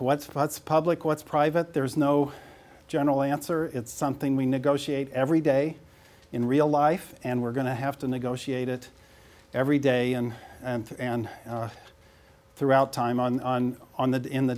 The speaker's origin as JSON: {"language": "English", "town": "St. Joseph", "region": "Missouri", "country": "United States", "tie": "born or raised there", "moved": "yes", "said": "that's me in grade school in St. Joseph, Missouri"}